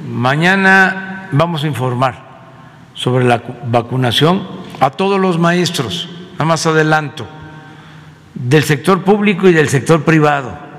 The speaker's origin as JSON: {"language": "Spanish", "town": "Tepetitán", "region": "Tabasco", "country": "Mexico", "tie": "born or raised there", "moved": "yes", "said": "Tepetitán, que es mi pueblo, Macuspana, Tabasco"}